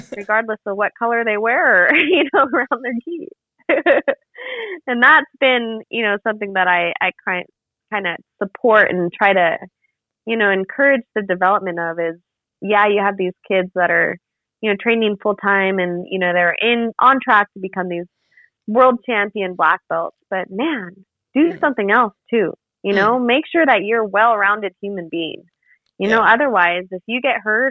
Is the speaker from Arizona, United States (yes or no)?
yes; Arizona, United States; my home state of Arizona